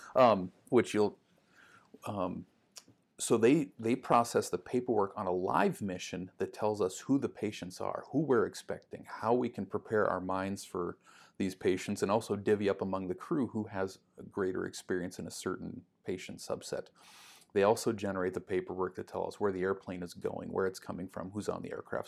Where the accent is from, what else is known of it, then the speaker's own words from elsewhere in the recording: Duluth, Minnesota, United States; I grew up in Duluth